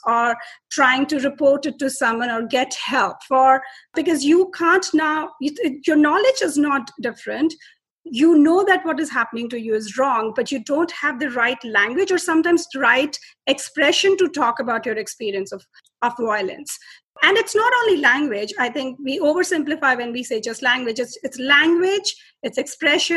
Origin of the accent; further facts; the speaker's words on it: Delhi, India; I'm from India, and I was born in Delhi.